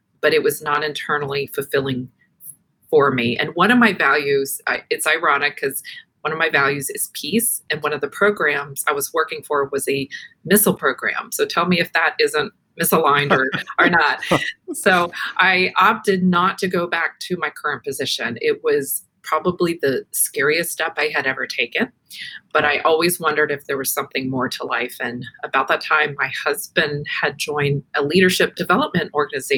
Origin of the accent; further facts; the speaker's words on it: Norfolk, Virginia, United States; I'm a native Virginian. I'm about an hour south of D.C. I'm originally from Norfolk area and Hampton Roads area, so I've always been in this area